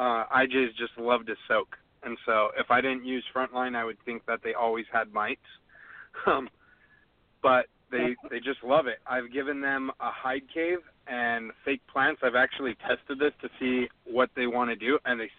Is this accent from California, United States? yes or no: yes; California, United States; Jeff and I are from California